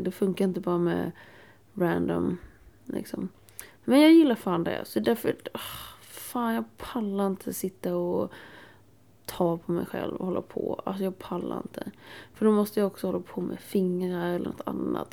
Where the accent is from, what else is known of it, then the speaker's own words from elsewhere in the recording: Småland, Sweden; jag är från Småland